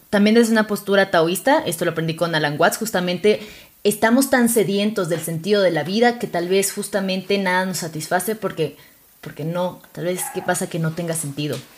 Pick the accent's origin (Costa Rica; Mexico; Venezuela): Venezuela; Yo soy de Venezuela. Sé que ya no se nota porque no tengo acento, pero.